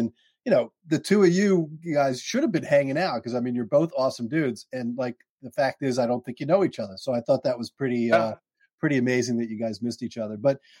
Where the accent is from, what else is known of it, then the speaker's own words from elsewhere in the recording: Pikesville, Maryland, United States; I grew up in Pikesville, Maryland, just outside of Baltimore.